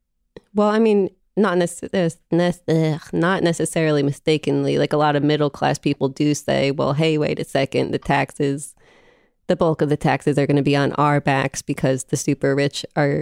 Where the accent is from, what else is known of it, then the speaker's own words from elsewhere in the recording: New Jersey, United States; since I'm from a very blue place. I'm from New Jersey